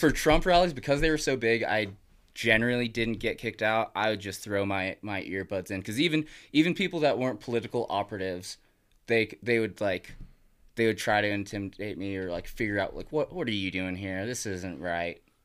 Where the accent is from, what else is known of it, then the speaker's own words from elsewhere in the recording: Sparks, Nevada, United States; Growing up in Sparks